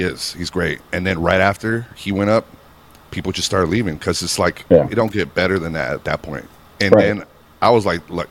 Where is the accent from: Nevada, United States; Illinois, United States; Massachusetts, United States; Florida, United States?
Nevada, United States; Reno; In Reno, Nevada, my hometown